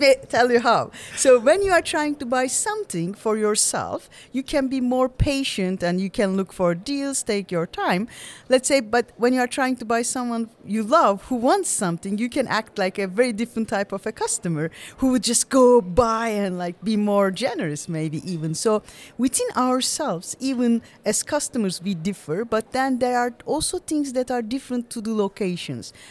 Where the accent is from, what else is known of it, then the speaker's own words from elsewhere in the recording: Turkey; moved away; also born or lived in Vienna, Austria / Luxembourg; I studied in Vienna, came back to Turkey